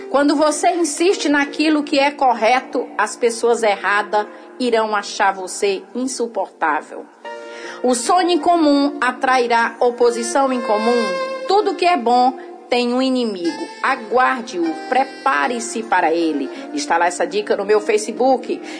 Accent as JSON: {"language": "Portuguese", "region": "Northeast Region", "country": "Brazil", "said": "Porque sim. a gente veio do Nordeste, a gente não teve orientação"}